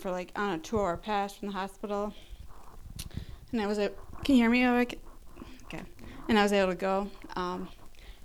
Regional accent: Rice Lake, Wisconsin, United States; Rice Lake, my hometown in Wisconsin

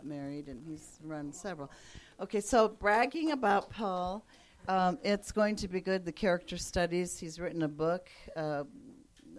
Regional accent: California, United States; also born or lived in Japan; We're from California

